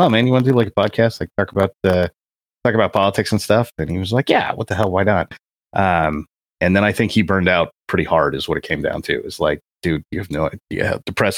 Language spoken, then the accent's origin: English; California, United States; I grew up in California, which is the it's like Disneyland, but backwards